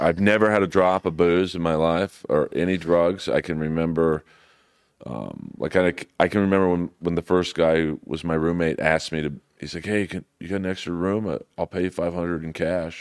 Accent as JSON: {"language": "English", "town": "Los Angeles", "region": "California", "country": "United States", "tie": "born or raised there", "said": "I grew up in Bel Air"}